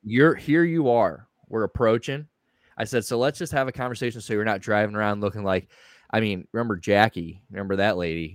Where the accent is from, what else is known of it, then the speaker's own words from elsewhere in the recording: St. Louis, Missouri, United States; I am from St. Louis. We're all originally from St. Louis. Uh, I'm the only one that's still in St. Louis